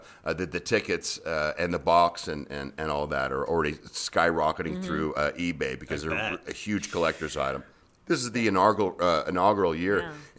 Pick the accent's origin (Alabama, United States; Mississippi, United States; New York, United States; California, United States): California, United States; now in Las Vegas, United States; I went to UNLV. Discovered something called gambling, and I got sent back to California. and then I moved here permanently from California in 2003 to make this my full-time home.